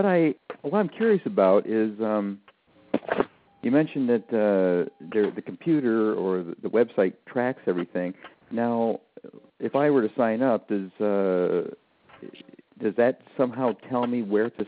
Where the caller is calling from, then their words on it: Michigan, United States; I'm calling from Michigan.